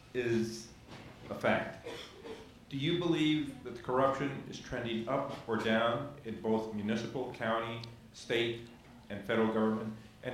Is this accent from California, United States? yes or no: no; Laredo, Texas, United States; I grew up in Laredo.